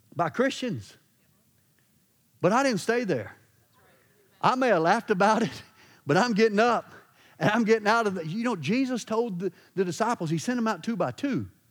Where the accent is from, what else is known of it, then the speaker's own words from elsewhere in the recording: Louisiana, United States; I'm from Louisiana.